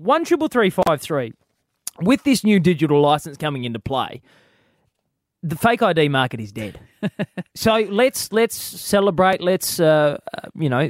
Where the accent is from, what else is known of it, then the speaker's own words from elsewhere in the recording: Adelaide, South Australia, Australia; I grew up in South Australia, obviously, and this was in Adelaide